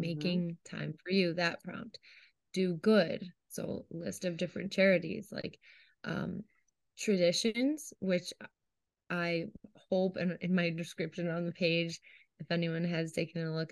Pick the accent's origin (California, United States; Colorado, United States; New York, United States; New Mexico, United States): New York, United States; Syracuse; we are from Syracuse, it's where I studied